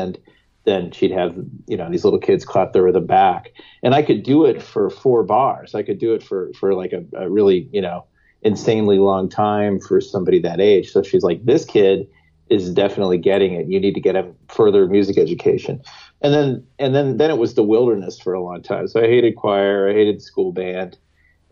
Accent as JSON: {"language": "English", "town": "Bloomington", "region": "Indiana", "country": "United States", "tie": "born or raised there", "said": "So I grew up in Bloomington, Indiana, and my parents are professors at Indiana University"}